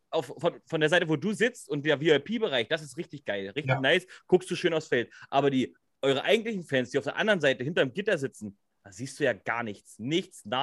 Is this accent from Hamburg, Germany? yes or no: yes; Hamburg, Germany; Ich bin Hamburger Jung.